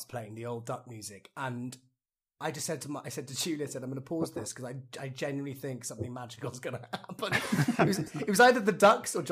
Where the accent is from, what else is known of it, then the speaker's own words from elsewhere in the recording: Wales, United Kingdom; As a Welsh person